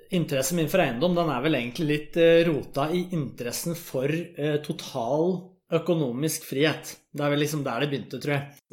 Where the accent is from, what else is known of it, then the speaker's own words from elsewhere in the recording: Vang, Innlandet, Norway; now in Oslo, Norway; jeg kommer fra Valdres